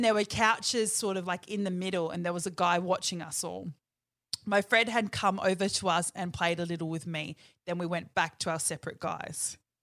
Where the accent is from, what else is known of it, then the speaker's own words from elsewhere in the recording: New Zealand; accent: Kiwi; my Kiwi accent